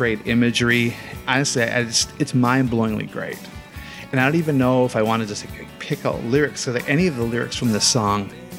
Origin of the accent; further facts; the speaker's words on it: United States; as an American